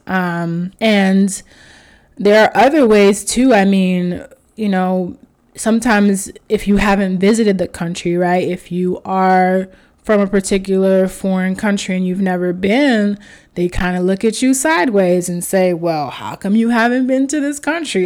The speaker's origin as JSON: {"language": "English", "country": "United States", "tie": "born or raised there", "said": "I was raised in America, but I was raised Haitian"}